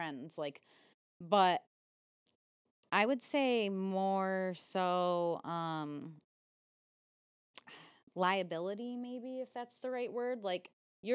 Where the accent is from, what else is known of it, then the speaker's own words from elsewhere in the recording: New York, United States; I'm a New Yorker